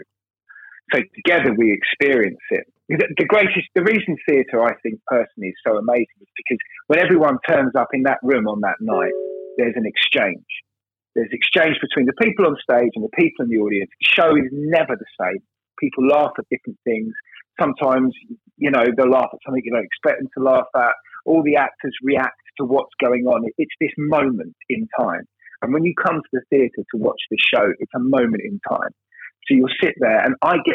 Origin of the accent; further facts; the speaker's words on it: London, United Kingdom; I'm as you can hear, I'm from London. But I'm from a working class part of London